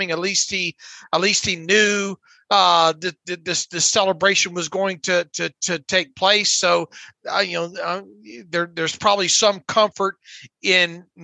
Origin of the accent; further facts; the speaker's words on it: Pensacola, Florida, United States; where I grew up in in Pensacola.